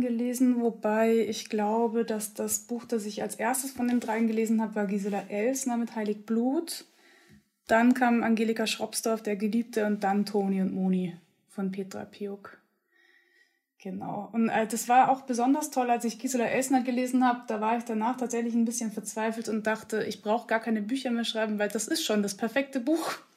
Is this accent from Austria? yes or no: yes; Upper Austria, Austria; also born or lived in Munich, Germany; ich bin ja wirklich am Landland in Oberösterreich aufgewachsen. Also ich bin erst in München geboren worden und als ich aber eingeschult wurde, kurz zuvor sind wir nach Österreich gezogen